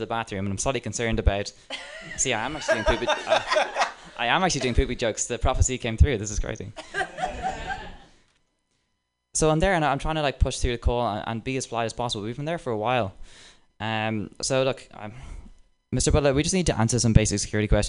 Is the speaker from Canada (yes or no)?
no; Dublin, Leinster, Ireland; accent: Dublin Irish; moved away; I have a Dublin Irish accent